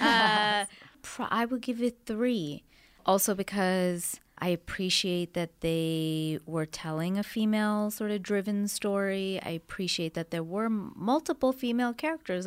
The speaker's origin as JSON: {"language": "English", "country": "Canada", "moved": "yes", "lives_now": "United States", "said": "I'm from Canada"}